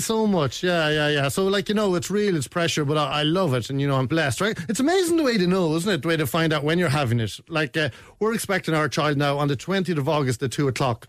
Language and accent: English; Kells, Leinster, Ireland; moved away as an adult; now in Dingle, Ireland; I grew up in Kells County Meath